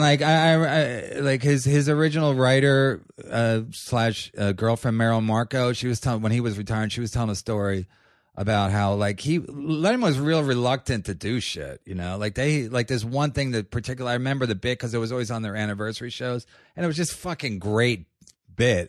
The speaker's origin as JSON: {"language": "English", "town": "Philadelphia", "region": "Pennsylvania", "country": "United States", "also_born_or_lived": "Los Angeles", "moved": "yes", "lives_now": "New York, United States", "said": "I'm from Philadelphia"}